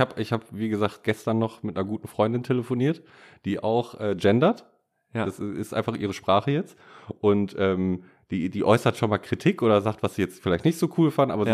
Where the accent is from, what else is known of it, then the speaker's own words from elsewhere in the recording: Bad Oeynhausen, North Rhine-Westphalia, Germany; da wo ich herkomme